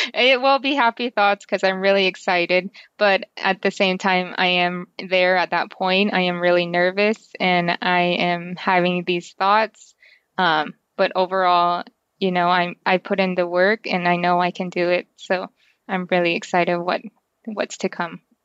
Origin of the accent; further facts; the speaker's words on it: New Mexico, United States; I grew up on the Navajo Reservation, so we didn't have, um, electricity